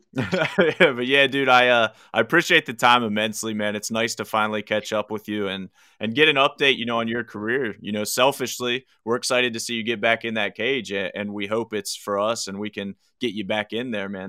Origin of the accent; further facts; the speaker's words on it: McConnellsburg, Pennsylvania, United States; moved away; also born or lived in Uniontown, Pennsylvania / Morgantown, West Virginia; Where I grew up in South Central PA is a little town called McConnellsburg in Fulton County